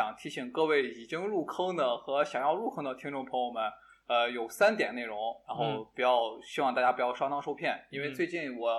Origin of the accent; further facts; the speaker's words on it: Shaanxi, China; accent: Shaanxi dialect; 我们陕西话就是啊，经常会说